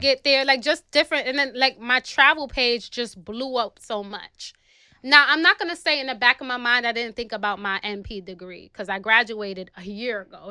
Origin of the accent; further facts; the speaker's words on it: New York City, New York, United States; I'm from the South Bronx, New York City.